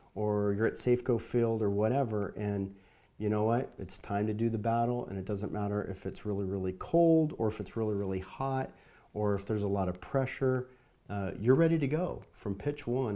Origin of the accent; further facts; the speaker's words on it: Southern California, United States; moved away; I grew up in Southern California